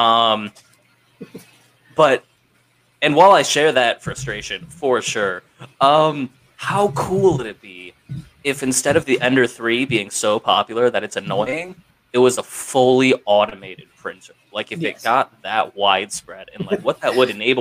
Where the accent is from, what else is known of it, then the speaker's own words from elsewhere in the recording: Ohio, United States; I grew up in Ohio